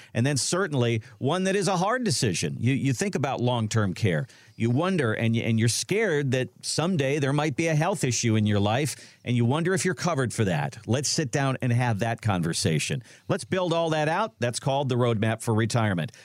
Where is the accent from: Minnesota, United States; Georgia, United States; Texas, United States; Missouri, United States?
Minnesota, United States; now in Ohio, United States; I grew up in Minnesota